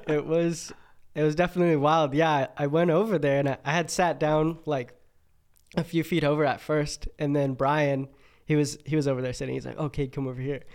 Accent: Montana, United States; moved away as an adult; now in Boise, United States; I'm from Montana originally

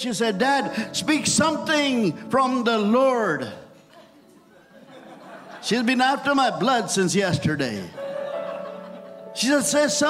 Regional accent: India; English is a second language; And I was so new from India.

